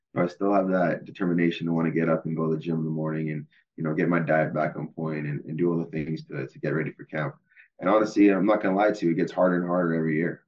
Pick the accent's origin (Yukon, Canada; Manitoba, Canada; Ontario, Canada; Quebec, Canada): Manitoba, Canada; Winnipeg; playing my hometown in the Grey Cup, uh, playing Winnipeg